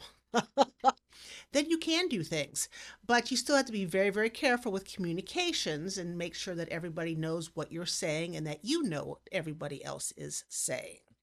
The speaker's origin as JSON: {"language": "English", "town": "Hartville", "region": "Ohio", "country": "United States", "tie": "born or raised there", "also_born_or_lived": "Cuyahoga Falls, Ohio / Wayne County, Ohio", "moved": "yes", "lives_now": "Wooster, United States", "said": "I grew up in Hartville, which too was Amish."}